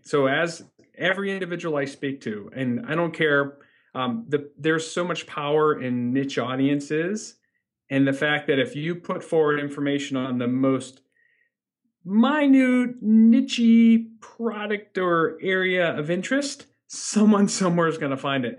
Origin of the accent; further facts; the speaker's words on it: Northeast Ohio, United States; I grew up in Northeast Ohio.